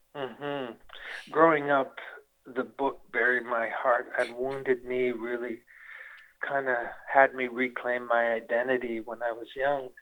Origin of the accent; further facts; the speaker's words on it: Winnipeg, Manitoba, Canada; now in Las Vegas, United States; Winnipeg, Manitoba, and that's where I'm from.